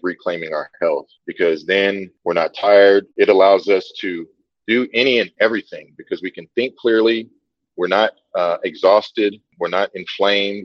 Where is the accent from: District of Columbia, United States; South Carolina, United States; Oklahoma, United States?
Oklahoma, United States; Tulsa; moved away as an adult; now in Costa Rica; I'm from Tulsa, Oklahoma.